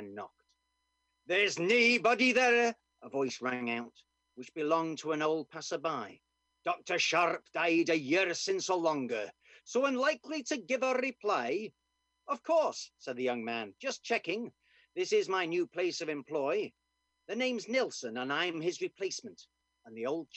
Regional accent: Doncaster, Yorkshire and the Humber, United Kingdom; accent: Doncaster; I am also Scottish, as you can hear from my Doncaster accent

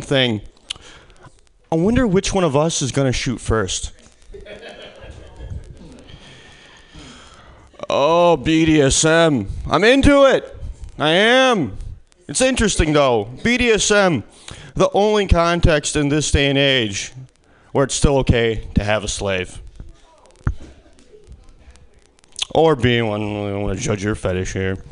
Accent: Midwest, United States; moved away as an adult; now in California, United States; originally, I'm from the Midwest. This is winter back where I come from. This is my second year in California without it

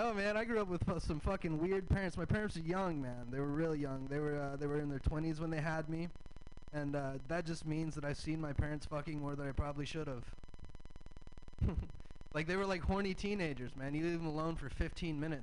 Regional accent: the South, United States; I'm from the South. I have a Southern dad

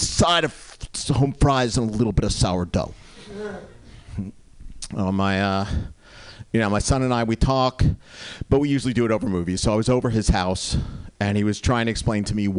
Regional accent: New Jersey, United States; moved away; when I was growing up in New Jersey

